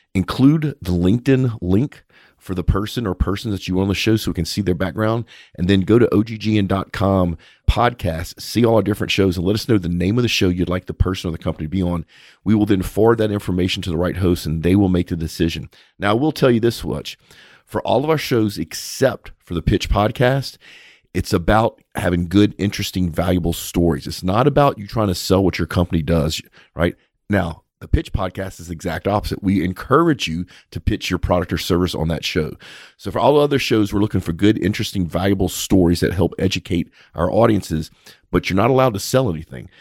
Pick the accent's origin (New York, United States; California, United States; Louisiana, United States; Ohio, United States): Louisiana, United States; South; We're both from South Louisiana